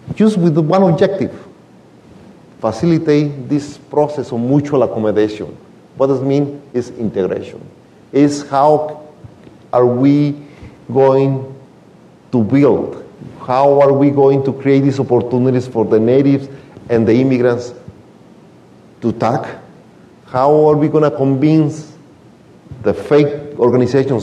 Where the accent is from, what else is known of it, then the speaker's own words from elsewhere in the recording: Michoacán, Mexico; English is a second language; moved away as an adult; now in United States; I came here from Mexico, from a very small town in Michoacan, 22 years ago. I didn't speak the language at all